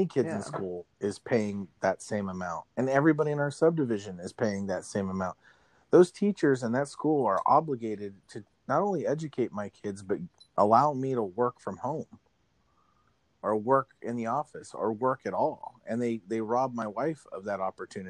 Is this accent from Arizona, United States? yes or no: yes; Arizona, United States; now in Pittsburgh, United States; growing up in Arizona, like I have a contrast because here in Pittsburgh